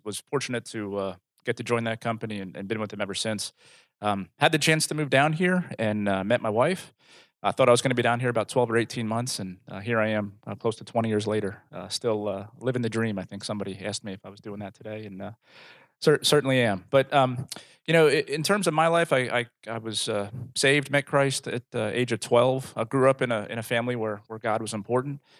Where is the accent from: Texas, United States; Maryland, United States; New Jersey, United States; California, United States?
New Jersey, United States; moved away as an adult; now in Rogers, United States; I'm originally from New Jersey